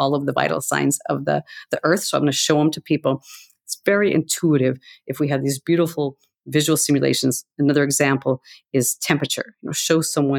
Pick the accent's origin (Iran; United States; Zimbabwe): United States; Montana; I grew up in Montana